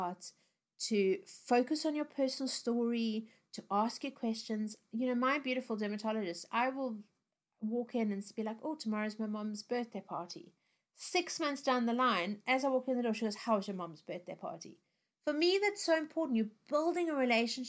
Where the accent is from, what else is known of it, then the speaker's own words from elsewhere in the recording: South Africa; moved away; growing up in South Africa, I spent a lot of time in the sun as a little kid